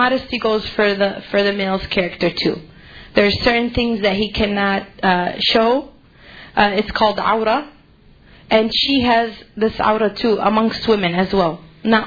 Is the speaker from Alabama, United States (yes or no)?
no; Chicago, Illinois, United States; I grew up in Chicago. I moved out to the suburbs